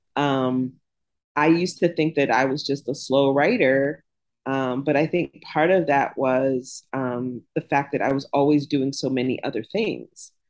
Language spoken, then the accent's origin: English; Jacksonville, Florida, United States; also born or lived in Pittsburgh, Pennsylvania; now in Oxford, Mississippi, United States; I grew up in the South, um, Jacksonville, Florida